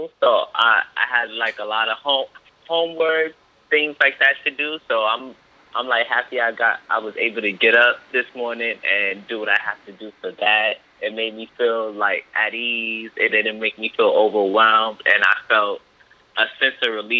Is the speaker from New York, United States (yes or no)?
yes; New York City, New York, United States; accent: southern twang; I was born and raised in New York